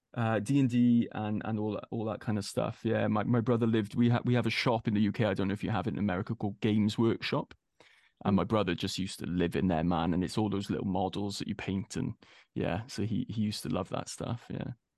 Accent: Wales, United Kingdom; being a Welshman

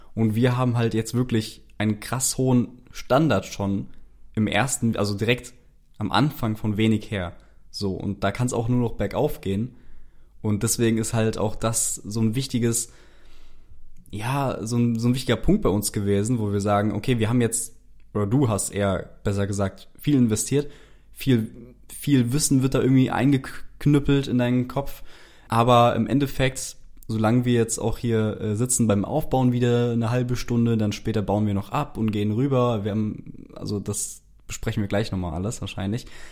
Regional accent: Frankfurt, Hesse, Germany; moved away as an adult; now in Cologne, Germany; Ich komme ja eigentlich aus Frankfurt ursprünglich

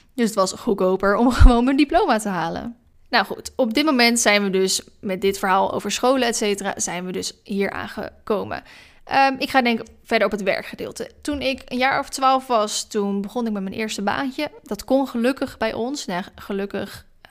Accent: Maassluis, South Holland, Netherlands; moved away as an adult; also born or lived in Vlaardingen / Dronten; now in Ede, Netherlands; Ik ben geboren officieel in Vlaardingen. Ik heb 19 jaar van mijn leven in sluis gewoond. Dat is een stadje eh, tussen Hoek van Holland en Rotterdam in.

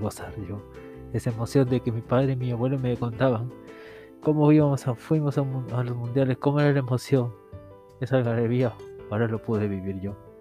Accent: Peru; en mi país

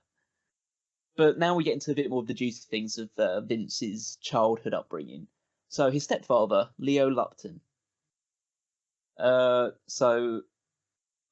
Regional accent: England, United Kingdom; I'm English

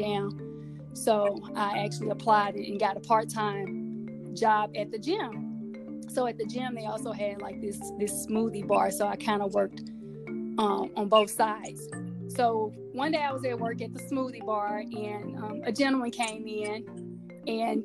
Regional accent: Mississippi, United States; me growing up in Mississippi

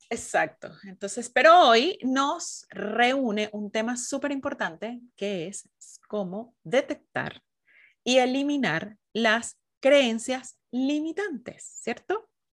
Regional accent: Venezuela; now in Chile; las dos somos venezolanas, sí, nos venimos a conocer muy en profundidad aquí en Chile

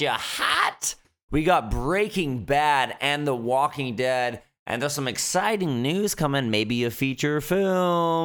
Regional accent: Fort McMurray, Alberta, Canada; now in Vancouver, Canada; growing up in Fort Mac

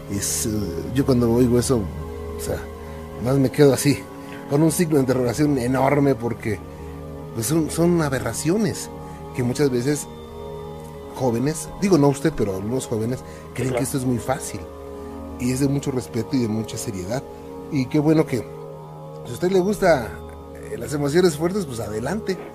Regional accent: León, Guanajuato, Mexico; Eh, yo soy de León, Guanajuato.

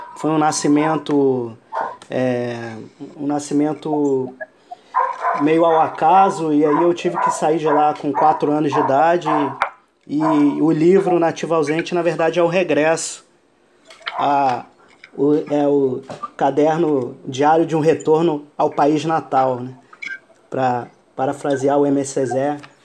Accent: Iran; moved away; ao Irã, ao, ao meu país natal

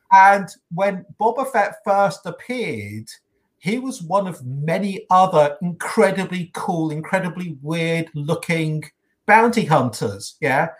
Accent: United Kingdom; accent: British; you can tell by my accent

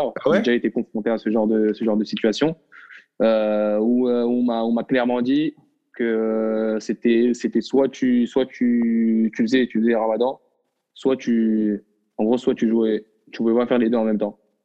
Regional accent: Morocco; moved away as an adult; now in France; je suis un Marocain qui j'ai vécu pendant 18 ans au Maroc, je suis né au Maroc, j'ai grandi au Maroc

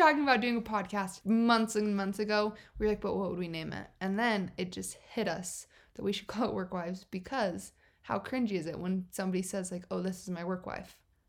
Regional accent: Utah, United States; I grew up in Utah

